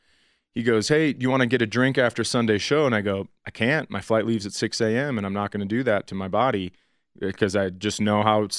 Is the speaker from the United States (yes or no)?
yes; Colorado, United States; where are you from? Colorado.